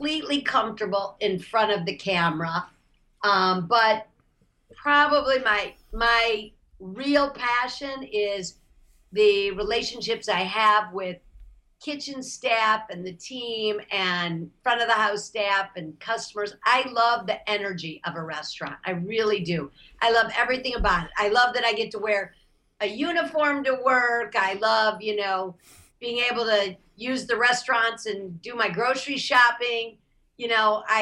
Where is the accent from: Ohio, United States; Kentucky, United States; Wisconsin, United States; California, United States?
Ohio, United States; Toledo; now in Los Angeles, United States; I grew up in Toledo, Ohio